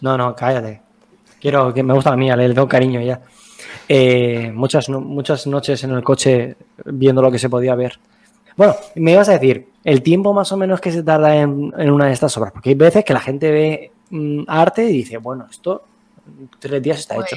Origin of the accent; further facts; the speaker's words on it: Alicante, Valencian Community, Spain; nosotros, por ejemplo, somos de Alicantes